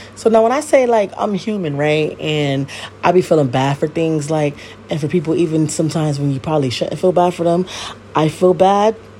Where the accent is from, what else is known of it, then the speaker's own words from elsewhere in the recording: Connecticut, United States; I live in Connecticut. Obviously, I'm from Connecticut, um, born and raised.